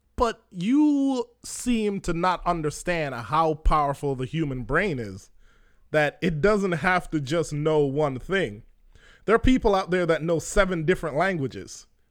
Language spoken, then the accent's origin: English; Jamaica; I'm Jamaican